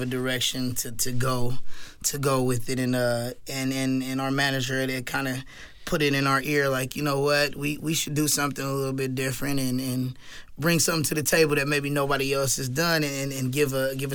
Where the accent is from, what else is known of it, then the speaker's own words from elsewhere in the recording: Lancaster, California, United States; Lancaster, California.